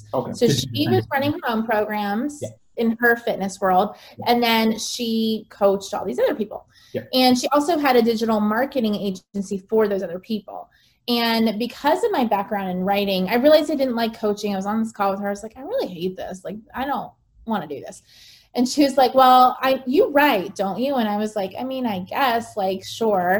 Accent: United States; moved away as an adult; also born or lived in Bangkok; as an American

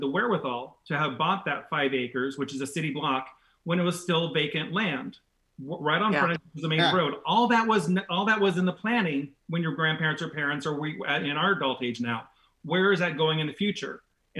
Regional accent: Irvine, California, United States; growing up in the Irvine area

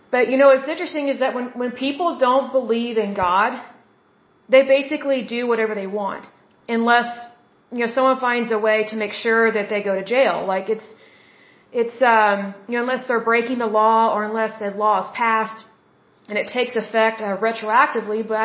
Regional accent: Oklahoma, United States; I am from Oklahoma. I'm based out of Oklahoma City at this point.

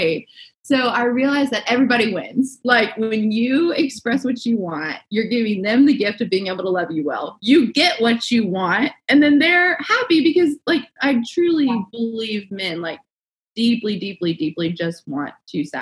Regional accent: the South, United States; I was raised in the South

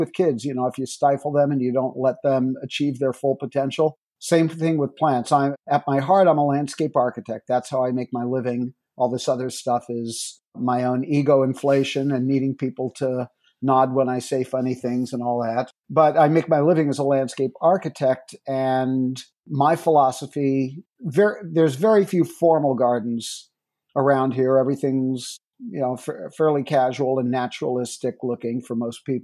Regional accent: New York, United States; moved away; I'm a New Yorker originally

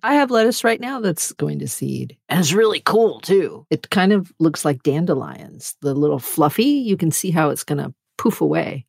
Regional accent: United States; as an American

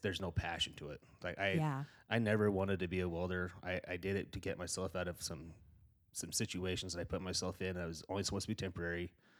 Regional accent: Gillette, Wyoming, United States; But like I said, I grew up in Gillette. I grew up in my dad owned a construction outfit, and I grew up in that welding shop, and I was raised by a lot of those guys.

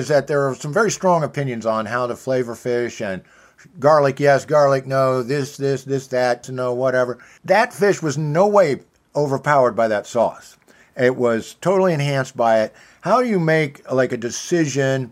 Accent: Kansas City, Missouri, United States; I'm from Kansas City

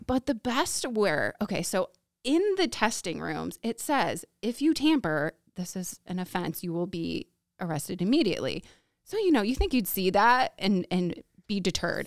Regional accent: Woodstock, United States; also born or lived in California; born and raised in Woodstock, so not far from you guys

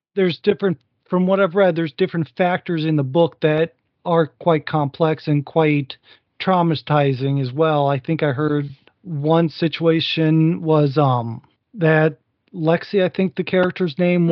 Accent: Northwest Ohio, United States; I grew up in Northwest Ohio

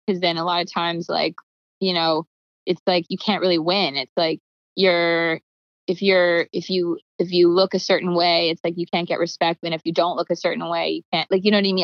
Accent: Calgary, Alberta, Canada; moved away; I grew up in Calgary where it's like there was like no music industry

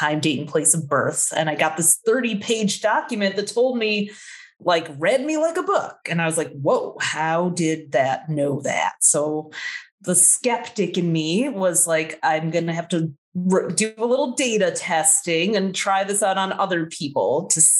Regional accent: Midwest, United States; I grew up in the Midwest where there wasn't a whole lot

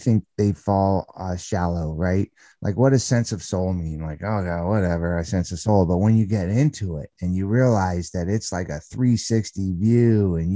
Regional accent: San Fernando Valley, California, United States; I grew up in the San Fernando Valley of California

